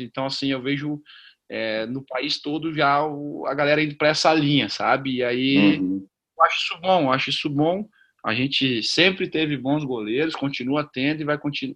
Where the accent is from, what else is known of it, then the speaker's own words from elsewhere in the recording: South Region, Brazil; also born or lived in Northeast Brazil / Rio de Janeiro; Comecei no Sul, sou do Sul, estou no Sul hoje